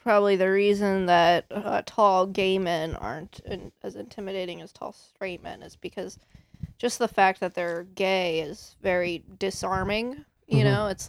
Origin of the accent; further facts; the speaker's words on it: Iowa, United States; I started in Omaha, Nebraska. I'm from Iowa.